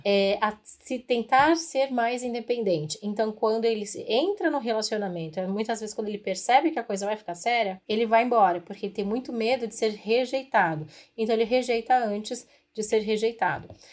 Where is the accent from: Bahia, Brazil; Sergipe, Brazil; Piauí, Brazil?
Piauí, Brazil; sou natural do Piauí